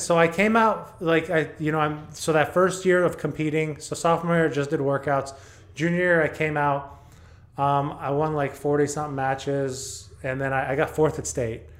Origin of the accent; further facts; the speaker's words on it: Texas, United States; also born or lived in El Paso; I grew up in Texas